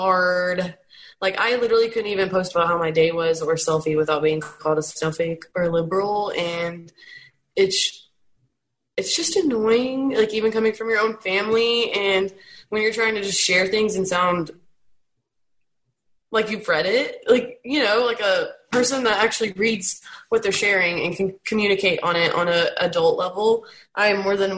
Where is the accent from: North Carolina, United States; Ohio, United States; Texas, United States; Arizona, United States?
Texas, United States; growing up in Texas, it's much more conservative than other states. I'm down south and I'm in a small town